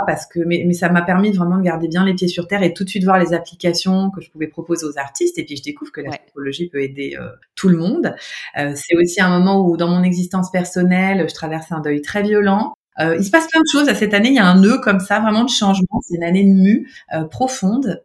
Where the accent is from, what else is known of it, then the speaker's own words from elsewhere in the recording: Nancy, Grand Est, France; moved away; j'étais à Nancy, hein. moi, je suis de Nancy, de, Lorraine.